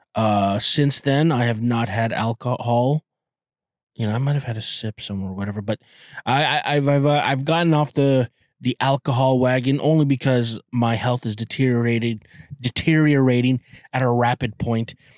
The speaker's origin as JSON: {"language": "English", "town": "Toronto", "region": "Ontario", "country": "Canada", "said": "I'm Canadian and I'm from Toronto"}